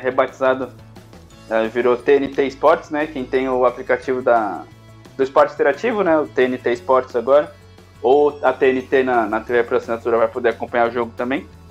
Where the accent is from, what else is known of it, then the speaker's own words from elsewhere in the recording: São Paulo, Brazil; a gente é de São Paulo